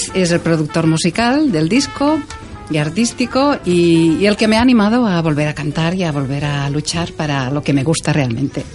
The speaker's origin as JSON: {"language": "Spanish", "town": "Terrassa", "region": "Catalonia", "country": "Spain", "tie": "born or raised there", "first_language": "Catalan", "second_language": "Spanish", "said": "en los conciertos en Tarrasa, que es de donde soy y donde he vivido siempre"}